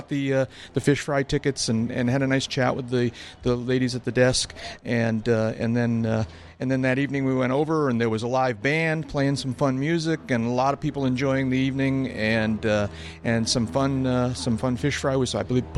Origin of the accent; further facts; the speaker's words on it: New Hampshire, United States; I'm from New Hampshire.